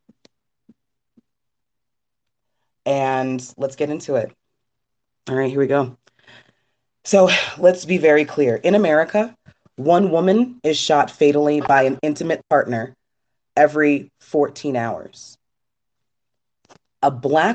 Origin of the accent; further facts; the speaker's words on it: Trinidad & Tobago; my home country of Trinidad